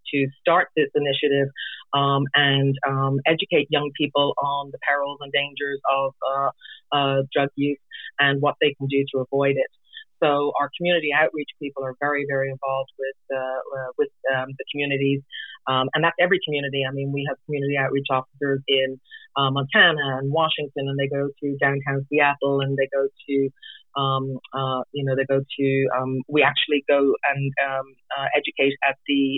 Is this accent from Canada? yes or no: no; Ireland; also born or lived in England / Florida; now in Juneau, United States; I was actually born and raised in Ireland, and I lived in England as well for a period of 4 years.